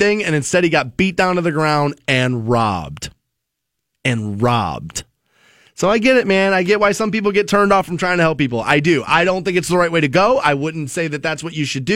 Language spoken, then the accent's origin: English; Aurora Shores, United States; I grew up in Aurora Shores on the water